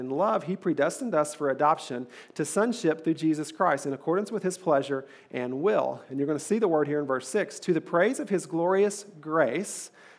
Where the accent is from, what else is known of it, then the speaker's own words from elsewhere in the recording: Eastern Kentucky, United States; I'm from Eastern Kentucky.